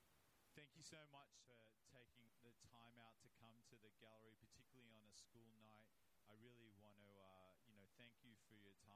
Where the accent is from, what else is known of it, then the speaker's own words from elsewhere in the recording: New South Wales, Australia; when I was growing up in New South Wales